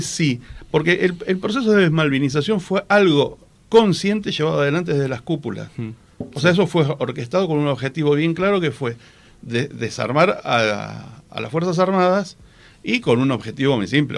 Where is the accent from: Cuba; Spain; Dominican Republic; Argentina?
Argentina